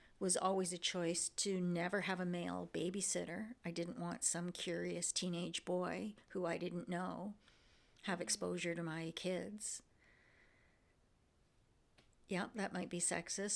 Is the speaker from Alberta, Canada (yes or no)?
no; Windsor, Ontario, Canada; growing up in Windsor